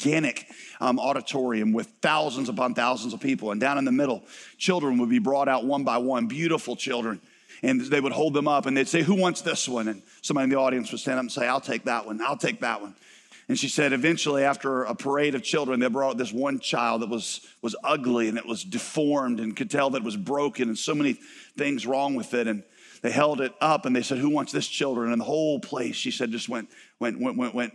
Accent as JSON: {"language": "English", "country": "United States", "also_born_or_lived": "Southeast Asia", "said": "you and I, as Americans"}